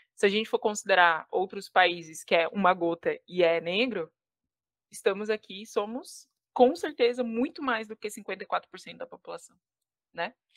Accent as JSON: {"language": "Portuguese", "town": "Criciúma", "region": "Santa Catarina", "country": "Brazil", "tie": "born or raised there", "moved": "yes", "said": "Eu fui, nasci e fui criada no Sul, no extremo sul catarinense"}